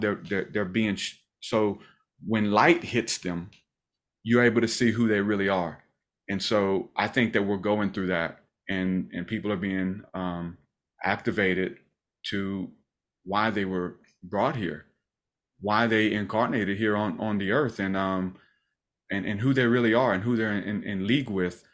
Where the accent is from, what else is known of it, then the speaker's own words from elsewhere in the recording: the South, United States; We're from the South